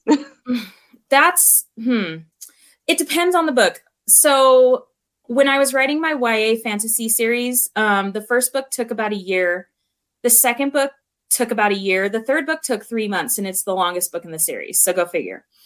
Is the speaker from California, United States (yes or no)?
yes; Southern California, United States; where I grew up, I grew up in California, Southern Cali.